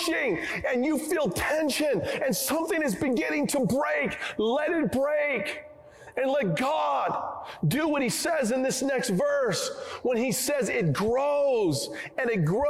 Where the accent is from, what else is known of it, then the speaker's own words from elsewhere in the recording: Oregon, United States; I come from the Northwest. I come from Oregon, where we have lots of trees